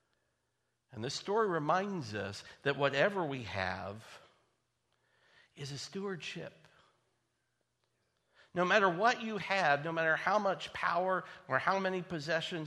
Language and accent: English; United States; I was born in the United States of America